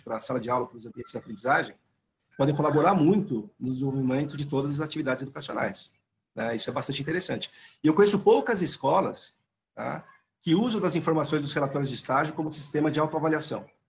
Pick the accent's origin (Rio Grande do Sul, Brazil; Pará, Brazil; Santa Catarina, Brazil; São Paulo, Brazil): São Paulo, Brazil; accent: paulistano; Desculpa o sotaque paulistano